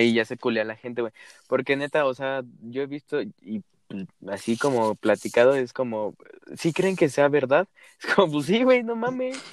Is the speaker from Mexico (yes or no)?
yes; Mexico; uno como mexicano